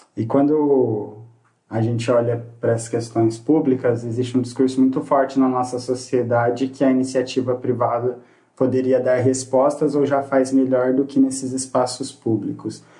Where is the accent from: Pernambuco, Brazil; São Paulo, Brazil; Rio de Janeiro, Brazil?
São Paulo, Brazil; Presidente Prudente; também sou daqui de Presidente Prudente